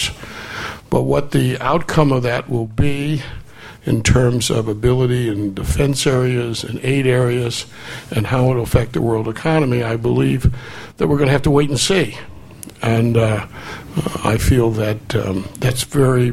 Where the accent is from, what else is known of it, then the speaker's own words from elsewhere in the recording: United States; being American